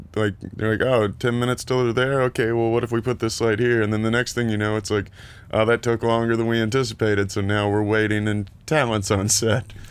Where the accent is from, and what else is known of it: Lexington, Kentucky, United States; moved away as an adult; also born or lived in Columbus, Ohio